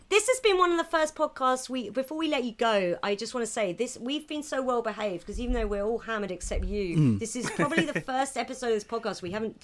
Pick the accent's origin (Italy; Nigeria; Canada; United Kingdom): United Kingdom; I'm British.